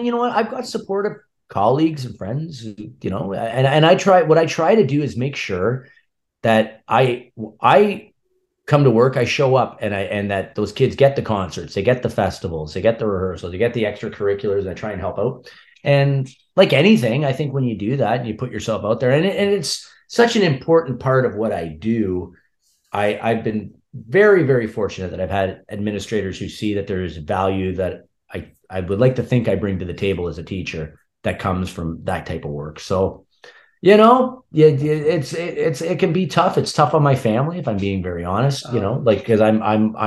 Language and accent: English; North Bay, Ontario, Canada; moved away; also born or lived in Toronto; in my hometown in North Bay